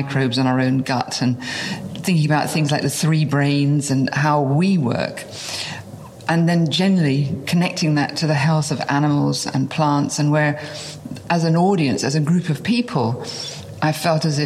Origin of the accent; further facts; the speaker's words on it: near Margate, South East England, United Kingdom; I was born in England, on the seaside, near a famous place called Margate, which was a day trip, a haven. And it was idyllic. I mean, I literally was brought up in a place where people went on holiday